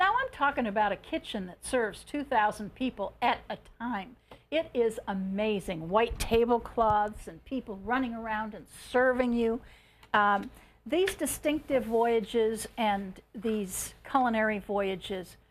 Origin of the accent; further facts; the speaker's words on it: Chicago, Illinois, United States; also born or lived in New Buffalo, Michigan; now in Henderson, United States; I'm from Chicago